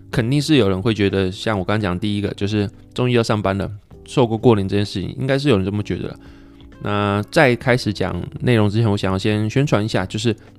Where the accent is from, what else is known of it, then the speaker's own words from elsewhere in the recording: Taiwan; 如果台湾好居住的话，我活了快三十年，我应该要知道台湾好居住吧